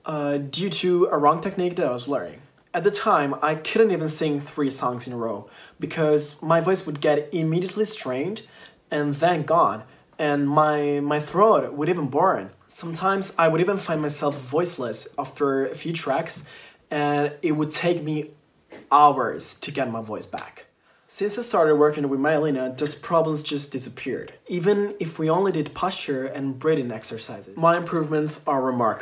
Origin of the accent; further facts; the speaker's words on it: Italy; I'm from Italy